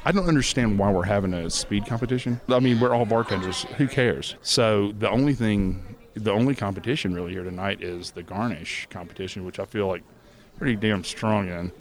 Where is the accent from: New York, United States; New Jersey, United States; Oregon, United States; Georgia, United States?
Georgia, United States; Atlanta; my hometown